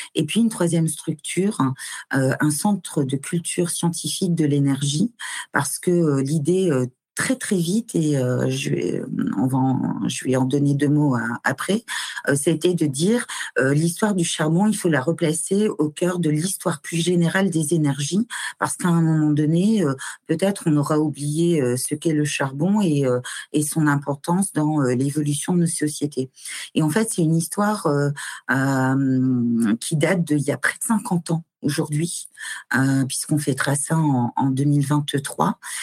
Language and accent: French; Nord-Pas-de-Calais, Hauts-de-France, France; moved away as an adult; also born or lived in Mulhouse / Le Havre; j'ai quitté le Nord-Pas-de-Calais euh, dont je suis originaire